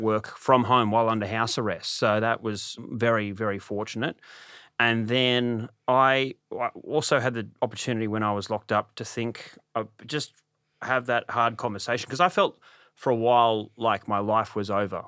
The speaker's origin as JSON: {"language": "English", "town": "Sydney", "region": "New South Wales", "country": "Australia", "tie": "born or raised there", "also_born_or_lived": "Bathurst", "said": "I grew up in Sydney."}